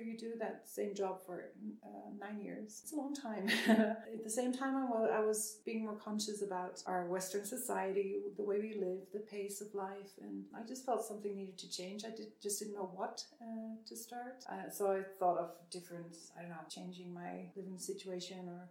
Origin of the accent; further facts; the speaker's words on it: Netherlands; moved away; I'm from Holland.